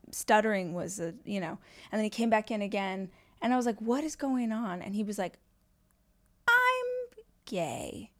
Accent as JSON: {"language": "English", "region": "Southern California", "country": "United States", "tie": "born or raised there", "also_born_or_lived": "Austin, United States", "said": "I grew up in Southern California, lived in L A for, like, twenty years, moved to Austin for five"}